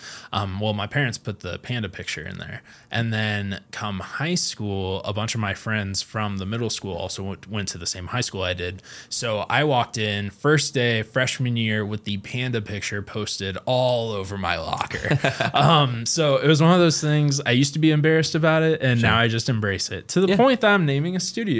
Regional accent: Kokomo, Indiana, United States; We're both from Kokomo.

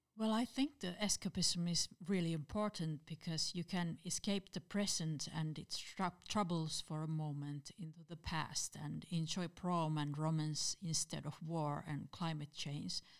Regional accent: Turku, Southwest Finland, Finland; Turku is my hometown and I worked there as a librarian

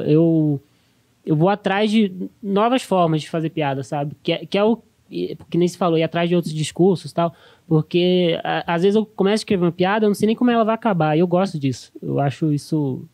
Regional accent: Brasília, Federal District, Brazil; moved away as an adult; now in São Paulo, Brazil; eu cresci, eu cresci assim, eu cresci em Brasília, em cidade satélite

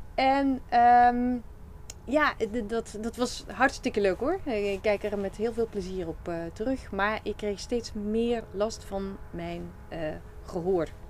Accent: Flanders, Belgium; accent: Flemish; moved away as an adult; now in Netherlands; heb ik een Vlaamse tongval. ik kom oorspronkelijk uit Vlaanderen, België.

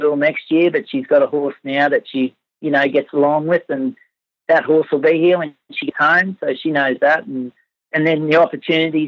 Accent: Collinsville, Queensland, Australia; also born or lived in Burdekin Dam, Queensland / Brisbane / Moranbah / Clermont, Queensland; I was born around the Collinsville area on cattle properties around there, and Mum and Dad moved to Pyramid Station near the Burdekin Dam in the late 1970s, and then we moved to Fig Tree in the mid-1980s over near Collinsville, and that's where I spent most of my teenage years

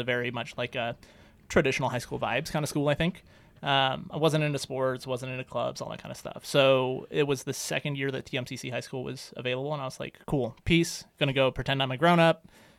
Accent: Reno, Nevada, United States; moved away as an adult; also born or lived in Oakland, California / El Cerrito, California; So I'm from Reno originally. So, nice. Like, I consider myself a, like, pretty serious devotee of the city of Reno.

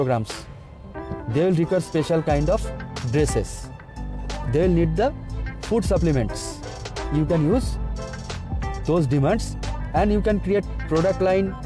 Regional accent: India; from India

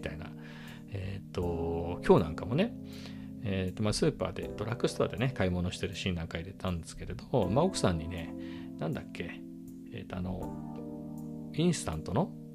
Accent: Japan; first language Japanese; 日本語の日本語の日本人の僕

